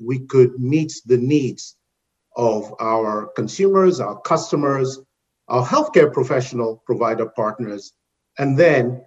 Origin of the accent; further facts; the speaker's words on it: Nigeria; moved away as an adult; also born or lived in United Kingdom / Caribbean; now in North Carolina, United States; So I'm originally from Nigeria in West Africa